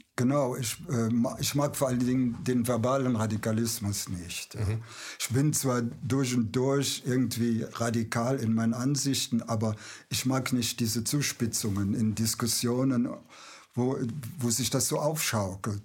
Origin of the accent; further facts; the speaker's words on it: Aachen, North Rhine-Westphalia, Germany; Ich bin ja Aachener